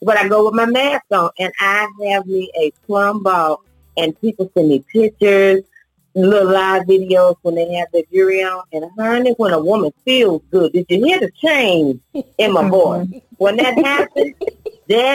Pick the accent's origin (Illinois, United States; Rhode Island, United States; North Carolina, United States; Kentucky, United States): North Carolina, United States; Rural Hall; also born or lived in Gastonia, North Carolina; I am originally from Winston-Salem, North Carolina, actually Rural Hall.